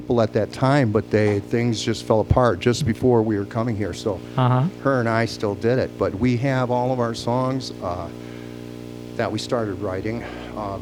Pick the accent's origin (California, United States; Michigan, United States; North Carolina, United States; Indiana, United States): Michigan, United States; Royal Oak; We are from Royal Oak area ourselves